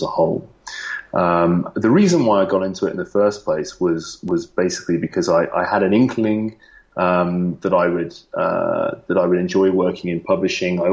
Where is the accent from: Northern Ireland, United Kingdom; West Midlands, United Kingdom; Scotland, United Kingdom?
West Midlands, United Kingdom; Lichfield; moved away as an adult; also born or lived in London; now in Singapore; I am from I'm from a place called Lichfield in Staffordshire